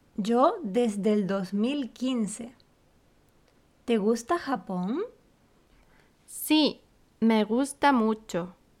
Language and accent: Spanish; Canary Islands, Spain; moved away as an adult; now in Tokyo, Japan; Yo soy española, de Canarias